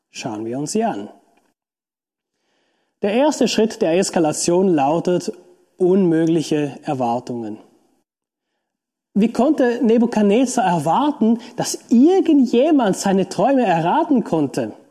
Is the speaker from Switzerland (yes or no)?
yes; Switzerland; Beispielsweise kann ich als Schweizer von einem Deutschen nicht verlangen, dass er sich wie ein Schweizer verhält.